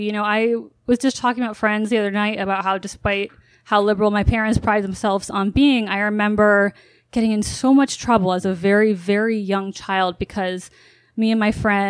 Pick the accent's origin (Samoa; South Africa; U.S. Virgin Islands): U.S. Virgin Islands; Growing up in the Virgin Islands was, on one hand, you know, like living in paradise, you know, literally after school.